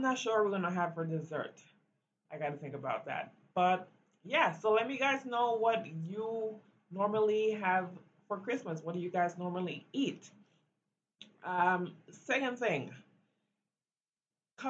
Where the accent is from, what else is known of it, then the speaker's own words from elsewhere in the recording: Belize; now in United States; growing up in Belize